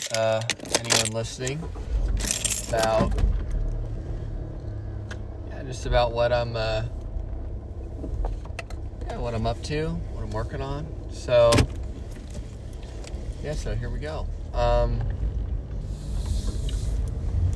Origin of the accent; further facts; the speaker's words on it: Dublin, California, United States; I'm from Dublin, California